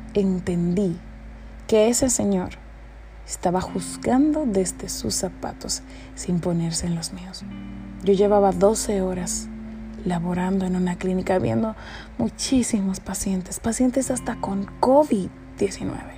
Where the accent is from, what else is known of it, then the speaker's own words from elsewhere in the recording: Dominican Republic; En mi país, República Dominicana